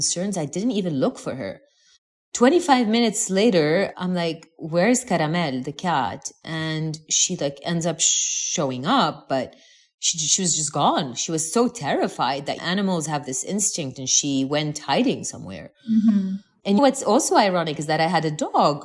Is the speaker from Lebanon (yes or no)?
yes; Lebanon; moved away as an adult; having been born and raised in the Middle East